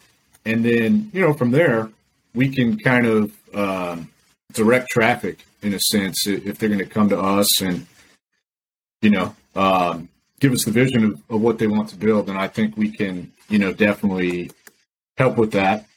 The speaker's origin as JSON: {"language": "English", "town": "Decatur", "region": "Illinois", "country": "United States", "moved": "yes", "lives_now": "Tampa, United States", "said": "I'm originally from Decatur, Illinois, which is right in the middle of the state."}